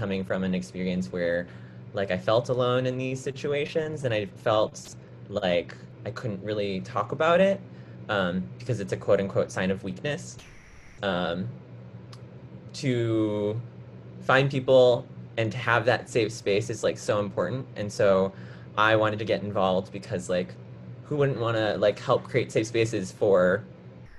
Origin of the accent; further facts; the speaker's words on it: Chicago, Illinois, United States; I grew up in the Chicago area, and I currently live in Chicago